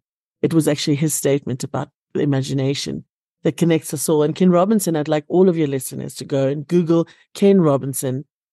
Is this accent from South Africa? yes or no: yes; Cape Town, Western Cape, South Africa; now in Johannesburg, South Africa; And because I had this theater degree, I came up to Joburg from Cape Town.